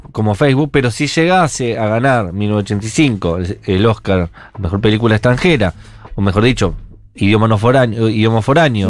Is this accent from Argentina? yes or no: yes; Argentina; como argentinos